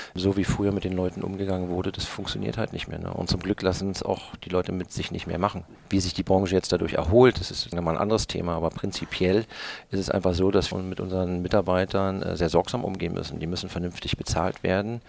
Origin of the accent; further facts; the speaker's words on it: Berlin, Germany; moved away; also born or lived in German coast (Bodden area); Ich bin ja größtenteils in Berlin groß geworden.